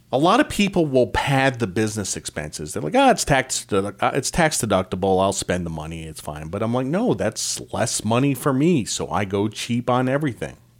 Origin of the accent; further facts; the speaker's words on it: Eastern Connecticut, United States; I grew up in Eastern Connecticut.